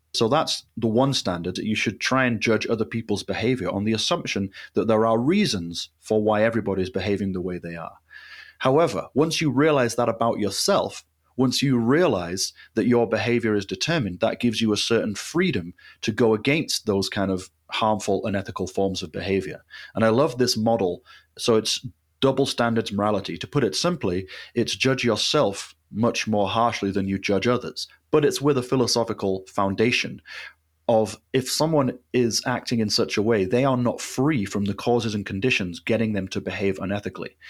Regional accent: Leeds, Yorkshire and the Humber, United Kingdom; I was in my hometown of Leeds

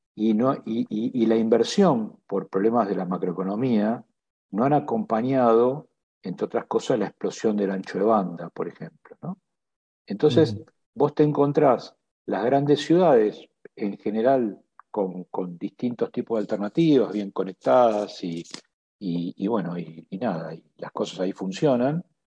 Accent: Argentina; todos eh, accionistas somos eh, de carne y hueso argentinos

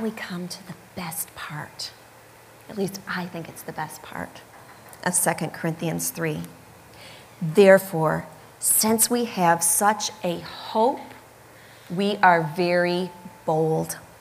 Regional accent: Michigan, United States; moved away; I grew up in Michigan

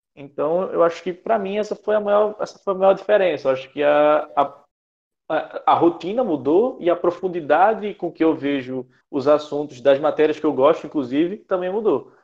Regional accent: Recife, Pernambuco, Brazil; moved away as an adult; now in João Pessoa, Brazil; eu não, não sou daqui, eu sou de Recife, então fiz toda a minha, minha vida escolar em Recife

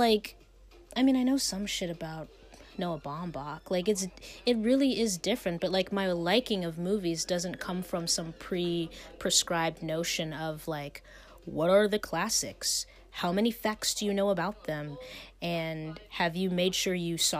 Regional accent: Ohio, United States; moved away as an adult; now in Pennsylvania, United States; I'm from Ohio, where I have a driver's license

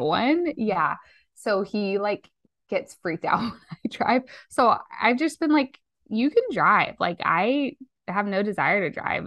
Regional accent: Las Vegas, Nevada, United States; I'm from Las Vegas, Nevada

